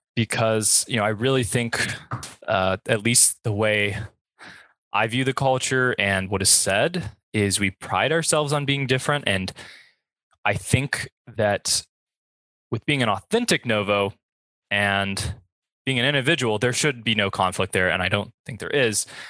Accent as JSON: {"language": "English", "town": "Bradenton", "region": "Florida", "country": "United States", "tie": "born or raised there", "said": "I come from the Bradenton area, which is in general pretty conservative, um, mostly white and uh, the high school I went to was also very white, very conservative, and you know that's what I grew up"}